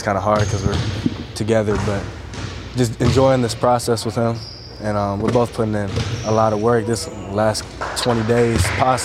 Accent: Oakland, California, United States; we're both from Oakland

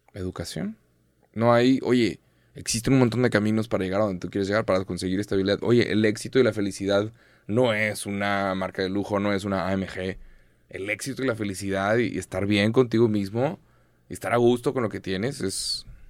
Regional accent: Mexico; soy mexicano

